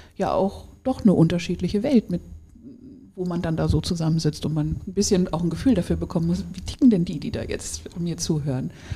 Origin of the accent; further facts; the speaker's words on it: Hamburg, Germany; now in Wiesbaden, Germany; meine Heimat. Ich wohne zwar ganz hier, aber ich komme ja. gebürtig ja. auch aus Hamburg